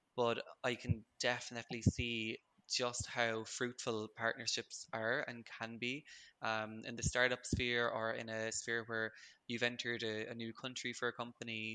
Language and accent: English; Limerick, Munster, Ireland; also born or lived in Cork; now in Dublin, Ireland; I'm Irish. I'm from Limerick originally, lived in Cork for a good few years, and now I'm uh, Dublin based.